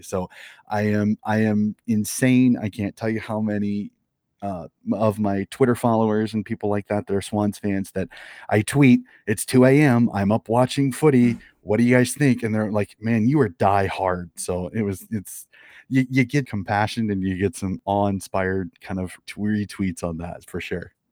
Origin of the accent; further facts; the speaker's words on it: Des Moines, Iowa, United States; born and raised in Des Moines, Iowa